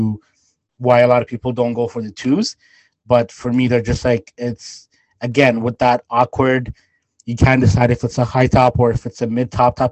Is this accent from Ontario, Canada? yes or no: no; Winnipeg, Manitoba, Canada; where we are from Winnipeg